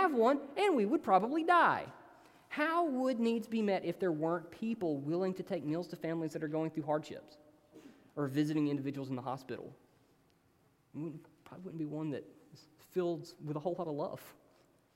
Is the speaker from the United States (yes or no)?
yes; Hayden, Alabama, United States; now in Tuscaloosa, United States; I'm from this really small town called Hayden